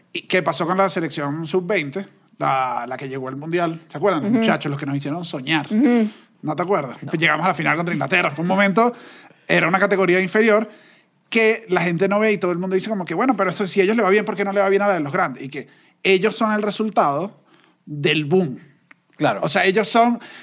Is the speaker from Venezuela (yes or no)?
yes; Venezuela; como venezolanos